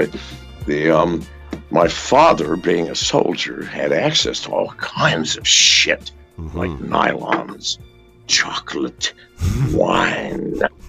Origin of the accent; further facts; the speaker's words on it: England, United Kingdom; born there; Well, I was born in England.